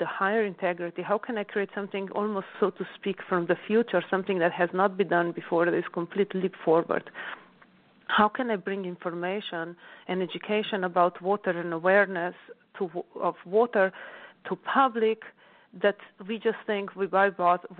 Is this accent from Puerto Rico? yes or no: no; Slovenia; now in New York, United States; growing up in Alps and being really closely connected to nature